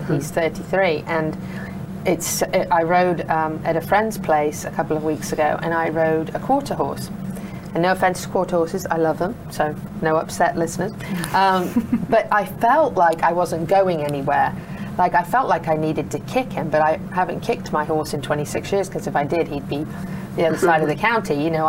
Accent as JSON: {"language": "English", "region": "England", "country": "United Kingdom", "said": "I'm from England and I'm learning about Dales ponies."}